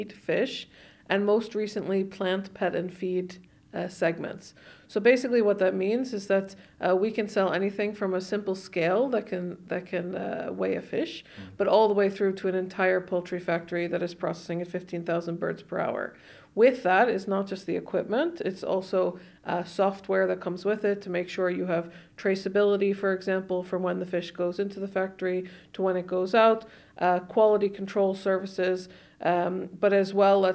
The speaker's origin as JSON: {"language": "English", "region": "New York", "country": "United States", "also_born_or_lived": "Manhattan", "moved": "as an adult", "lives_now": "Iceland", "said": "originally from New York"}